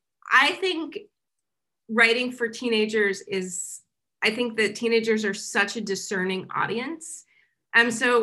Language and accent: English; Kansas, United States; moved away as an adult; also born or lived in New York; so I grew up in Kansas, I went to school here, and then I left when I was 22, and I didn't come back until last year when I was 41